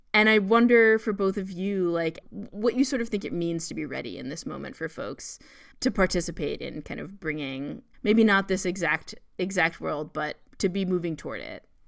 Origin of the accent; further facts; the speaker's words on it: New York, United States; a person growing up in New York and also growing up as a Jew in New York